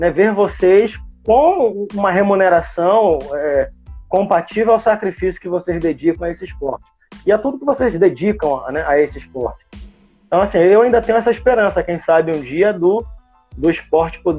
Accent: Brazil; eu sou brasileiro, não desisto nunca e ainda tenho esse sonho

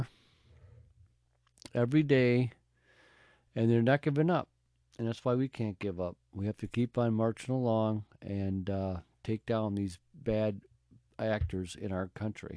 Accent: United States; we're American people

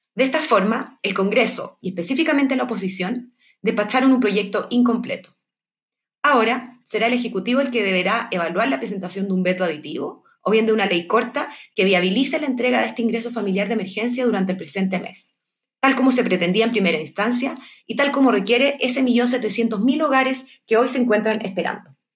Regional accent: Chile

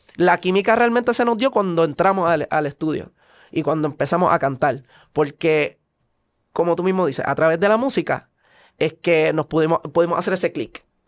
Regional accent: Puerto Rico; also born or lived in Virginia, United States; Yo soy estadounidense, pero criado en Puerto Rico

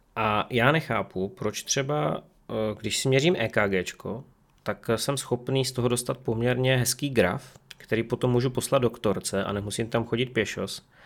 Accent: Czechia; also born or lived in Ostrava; U nás v Čechách to je úplné minimum

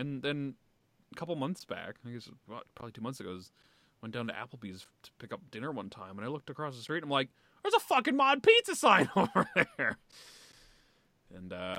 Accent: Pennsylvania, United States; My home state of PA!

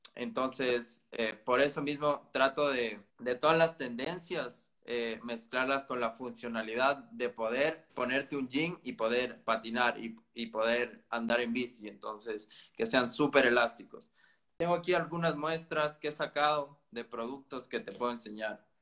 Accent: Ecuador; yo soy ecuatoriano

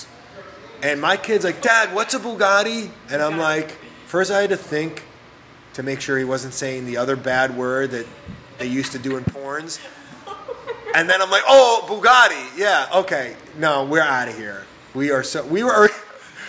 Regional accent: New York, United States; also born or lived in Miami Beach; now in Key West, United States; I'm from New York

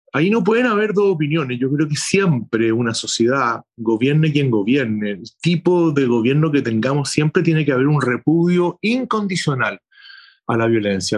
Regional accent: Chile; somos convocados los chilenos, las chilenas

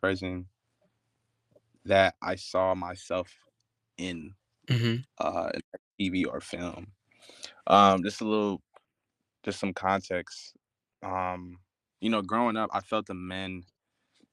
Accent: New York City, New York, United States; moved away; I was born in Queens, born in Far Rockaway

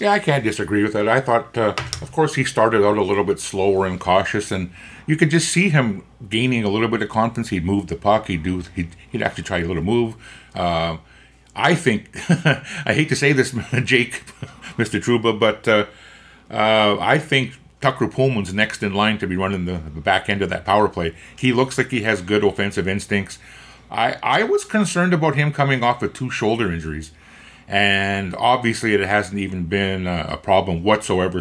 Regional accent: Winnipeg, Manitoba, Canada; I grew up in East Kildonan, and I lived on Dunrobin Avenue

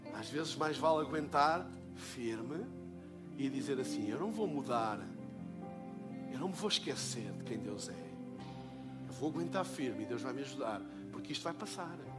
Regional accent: Portugal; eu sou de Portugal

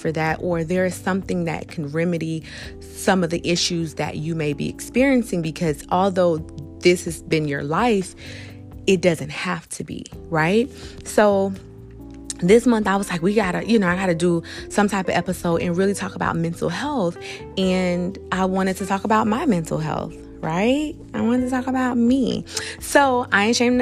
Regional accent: South Florida, United States; I am from South Florida

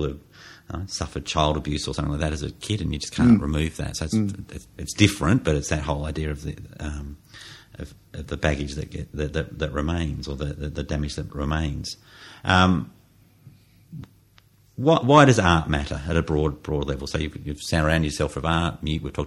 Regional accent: Australia

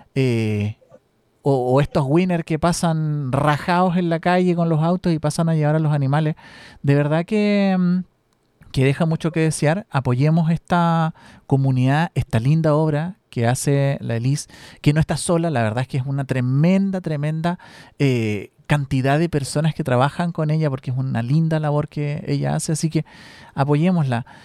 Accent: Chile

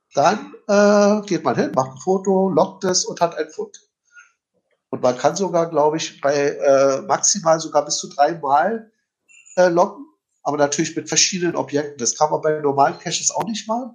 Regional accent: Berlin, Germany; ich als Berliner

